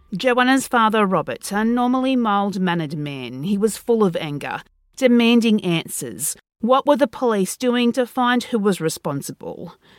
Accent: Australia; being Australian

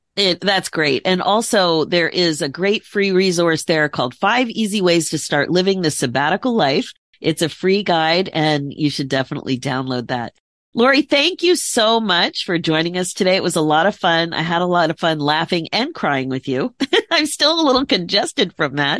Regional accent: United States; also born or lived in Philadelphia area, Pennsylvania / Connecticut; I grew up in the Philadelphia area, the Connecticut area

